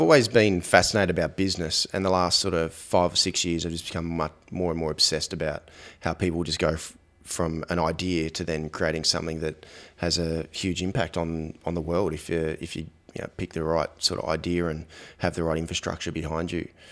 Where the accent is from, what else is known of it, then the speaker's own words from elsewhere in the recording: Australia; growing up in Australia, for example, um, you know, my I, my parents were in the were in the air force